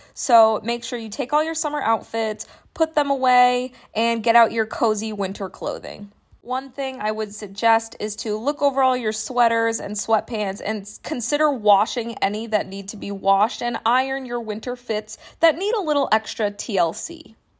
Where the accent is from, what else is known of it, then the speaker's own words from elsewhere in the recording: New Hampshire, United States; I grew up in New Hampshire